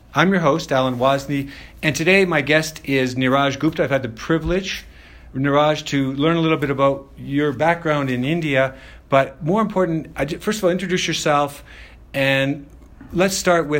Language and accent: English; Calgary, Alberta, Canada; moved away; I'm from Calgary, native Calgary. Yeah. Been away for a few years